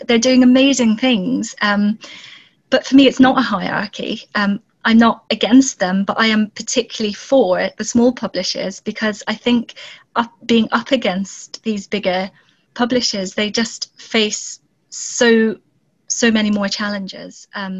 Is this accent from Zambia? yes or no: yes; Zambia; also born or lived in South Pacific; now in Scotland, United Kingdom; and I was born and grew up in Zambia, and then we moved to the South Pacific, and then from there came to Scotland.